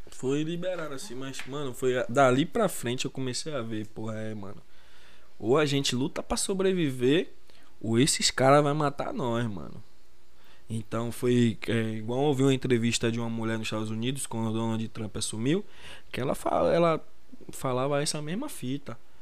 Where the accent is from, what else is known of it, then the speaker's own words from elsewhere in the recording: Brazil; nós que somos brasileiros